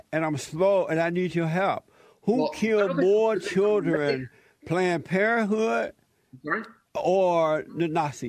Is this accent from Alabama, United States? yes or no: yes; Alabama, United States; moved away; I grew up in Alabama